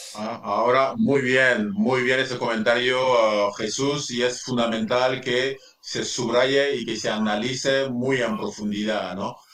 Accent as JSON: {"language": "Spanish", "country": "Central African Republic", "also_born_or_lived": "United States / Ferrol, Spain", "moved": "as an adult", "said": "yo salí de la República Centroafricana para ir a estudiar a Estados Unidos"}